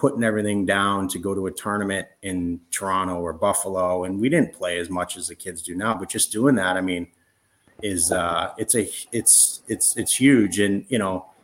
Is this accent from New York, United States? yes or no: yes; Rochester, New York, United States; growing up in Rochester, it was so cold and it snowed so much